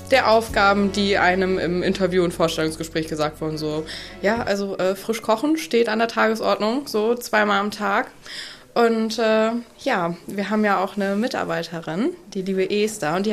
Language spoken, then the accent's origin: German; Delmhorst, Lower Saxony, Germany; now in Brunsbüttel, Germany; Also, ich komme aus Delmhorst und ähm, wir haben 80.000 Einwohner